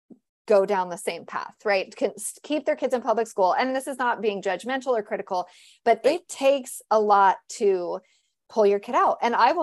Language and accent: English; California, United States; now in Tennessee, United States; I'm from California, you know, so I get that.